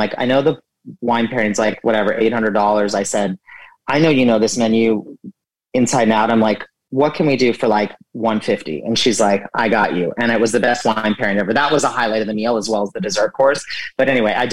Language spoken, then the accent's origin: English; Southern California, United States; moved away as an adult; also born or lived in New York; growing up in Southern California